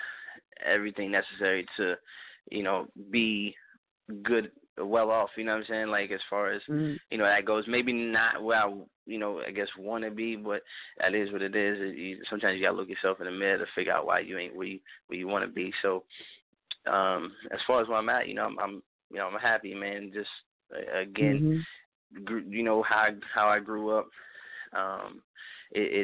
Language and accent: English; Pittsburgh, Pennsylvania, United States; moved away; I'm originally from Pittsburgh, Pennsylvania. So I'm born and raised